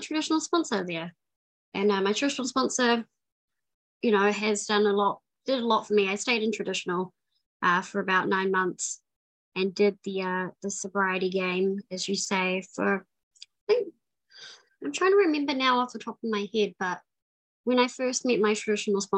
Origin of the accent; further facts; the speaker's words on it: New Zealand; moved away; I'm from New Zealand. I grew up in New Zealand for most of my life.